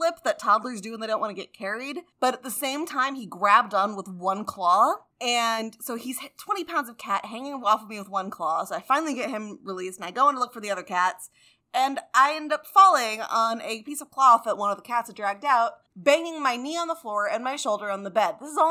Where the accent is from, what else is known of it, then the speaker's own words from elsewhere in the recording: Canada; I am Canadian